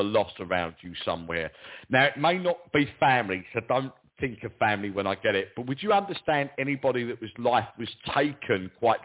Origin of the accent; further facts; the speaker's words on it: London, United Kingdom; accent: Cockney; I'm proper Cockney, me